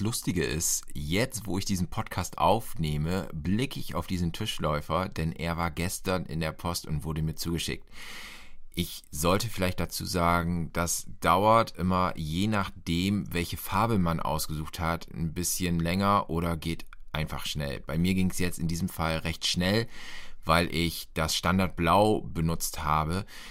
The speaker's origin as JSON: {"language": "German", "region": "Lower Saxony", "country": "Germany", "tie": "born or raised there", "said": "Ich bin in Niedersachsen aufgewachsen"}